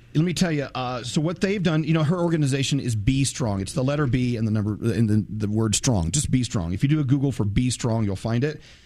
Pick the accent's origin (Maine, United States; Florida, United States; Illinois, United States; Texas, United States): Texas, United States; moved away; I'm originally from Texas. Texas is my, my birth state, and my family's still there